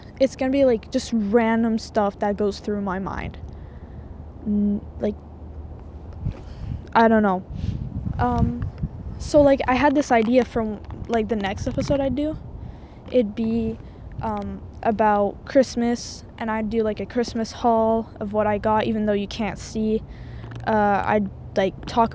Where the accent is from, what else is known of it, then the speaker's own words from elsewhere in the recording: Quebec, Canada; first language French; English is a second language; now in Edmonton, Canada; I'm actually French-Canadian, so that's why my English is terrible